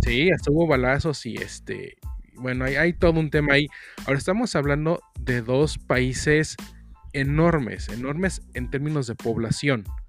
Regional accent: Mexico City, Mexico; accent: cantadito; aquí en la Ciudad de México hablamos cantadito.

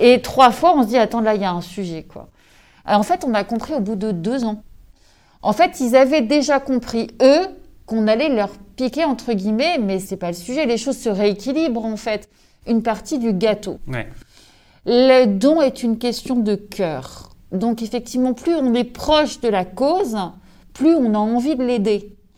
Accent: Brittany, France; also born or lived in Corsica; je suis bretonne, je suis née ici, je vis ici.

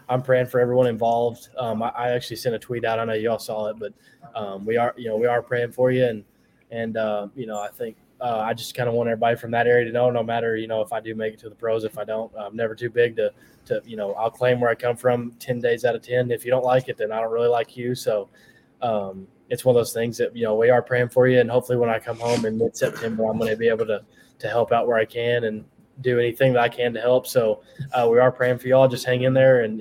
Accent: Corbin, Kentucky, United States; I came from Corbin

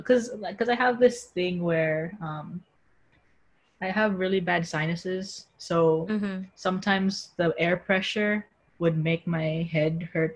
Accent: Philippines; now in United States; I was flying home from America to Philippines.

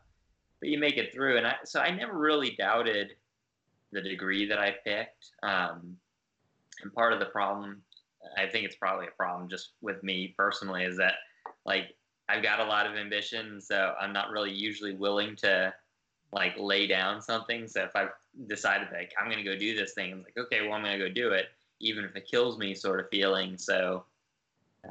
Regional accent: Northern Virginia, United States; I grew up in Northern Virginia

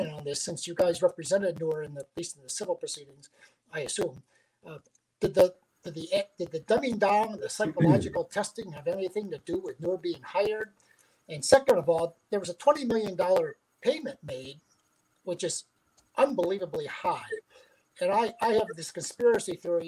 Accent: Wisconsin, United States; moved away; also born or lived in Chicago; I grew up in Wisconsin, lived in Chicago

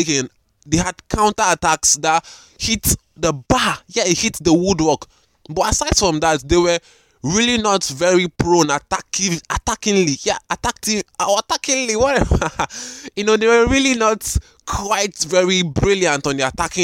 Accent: Nigeria; I'm recording from Nigeria, Africa

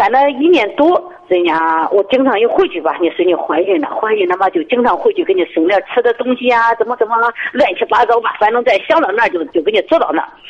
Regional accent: Henan, China; 我是河南的。

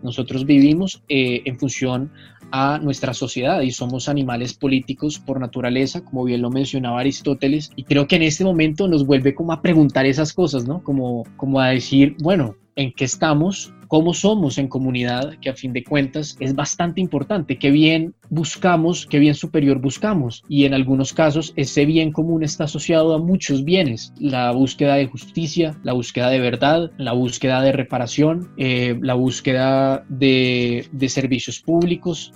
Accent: Colombia; en mi país

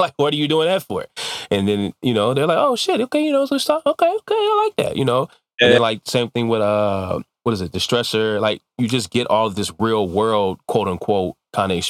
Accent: Detroit, Michigan, United States; I'm from Detroit. Like, you know, I was born in Detroit

